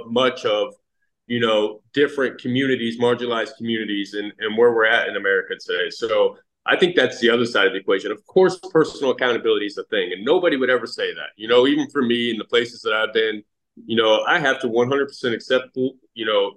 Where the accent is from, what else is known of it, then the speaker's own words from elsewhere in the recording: Fort Pierce, Florida, United States; So I grew up in Fort Pierce, Florida. I'm 40 years old, born 1983, Fort Pierce, Florida